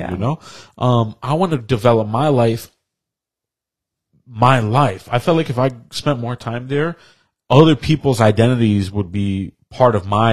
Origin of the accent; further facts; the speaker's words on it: Yonkers, New York, United States; moved away as an adult; now in Poughkeepsie, United States; I was a product of Yonkers, spent practically my whole life there